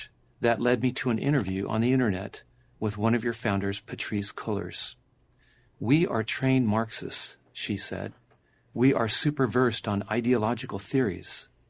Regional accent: La Mesa, California, United States; In the summer of 2020, a peaceful BLM demonstration in my hometown of La Mesa, California, turned violent as protesters began rioting, looting, and setting fires.

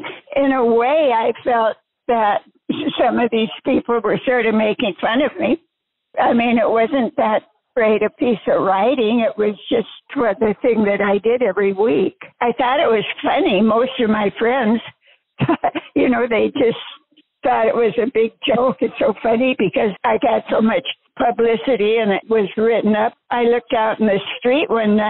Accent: South Dakota, United States; now in Grand Forks, United States; When I was growing up in South Dakota

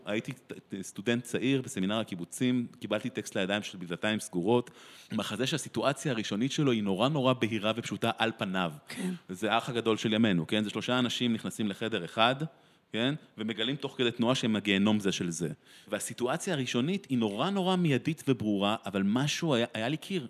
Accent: Israel; born or raised there

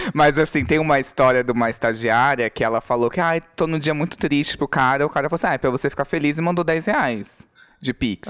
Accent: Brazil; Eu falei, do Brasil

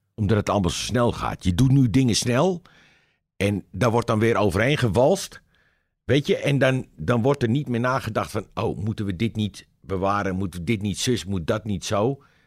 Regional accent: Amsterdam, North Holland, Netherlands; Ik ben een Amsterdammer.

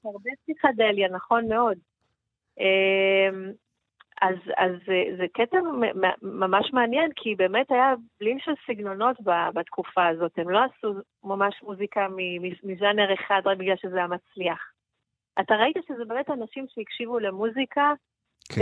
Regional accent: Israel; אני מישראל

